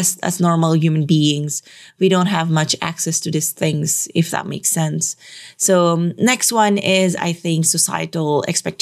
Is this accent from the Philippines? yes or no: yes; Metro Manila, Philippines; we are from Metro Manila